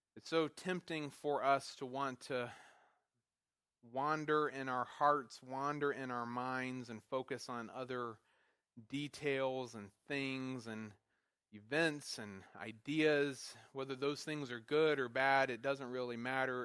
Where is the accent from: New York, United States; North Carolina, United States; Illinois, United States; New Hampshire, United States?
North Carolina, United States; moved away as an adult; also born or lived in Wisconsin; I was from North Carolina